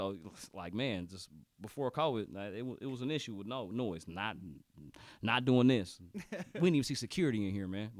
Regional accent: Kansas City, Missouri, United States; I grew up in Waldo. You know, I went to Hill Cook and Hartman Elementary and Border Star, which is right all in the middle of Waldo

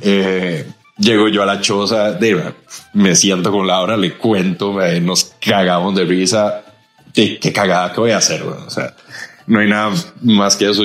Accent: Costa Rica; como buenos ticos

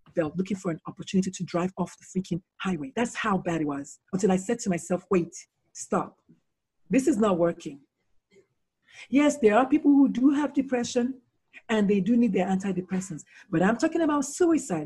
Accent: Nigeria; moved away as an adult; also born or lived in South Carolina, United States; now in United States; so I was born in Nigeria, born, born in Nigeria

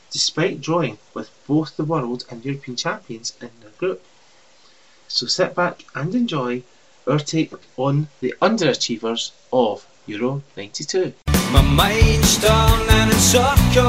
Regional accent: Scotland, United Kingdom; accent: Scottish; your French accent will be more understandable than my Scottish one

